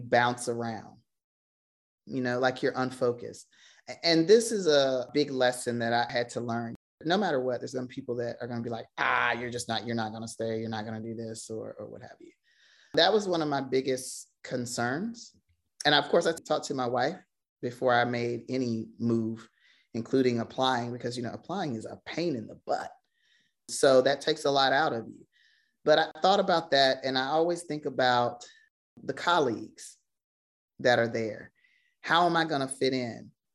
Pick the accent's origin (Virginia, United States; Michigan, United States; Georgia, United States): Virginia, United States; I am born and raised in Virginia